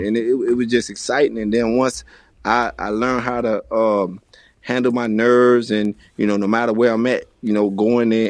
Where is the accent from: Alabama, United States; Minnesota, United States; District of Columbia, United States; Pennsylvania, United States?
District of Columbia, United States; Washington; moved away; also born or lived in Florida; when I was a little kid growing up in Washington, D.C.